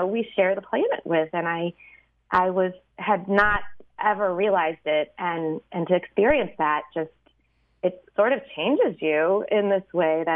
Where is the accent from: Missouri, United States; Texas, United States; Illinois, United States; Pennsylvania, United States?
Missouri, United States; St. Louis; I grew up in Missouri, in St. Louis